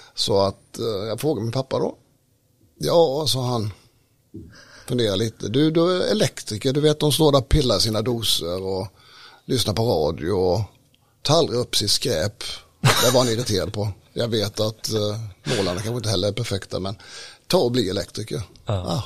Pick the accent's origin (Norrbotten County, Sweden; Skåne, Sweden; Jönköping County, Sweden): Jönköping County, Sweden; Smålandsstenar; jag är ju smålänning då, född i Smålandstena mm. i en hantverkarfamilj